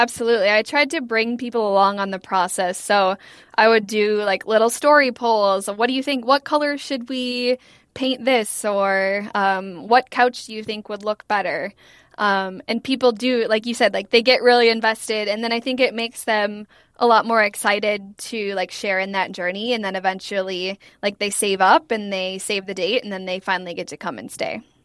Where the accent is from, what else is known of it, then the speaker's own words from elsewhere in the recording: Ely, Minnesota, United States; I grew up in Ely, which is a very small town in northern Minnesota